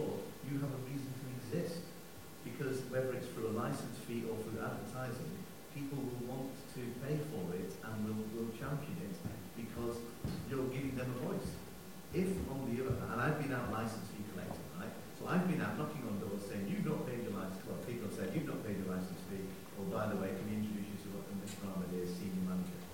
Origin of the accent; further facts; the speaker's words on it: United Kingdom; I was born in Britain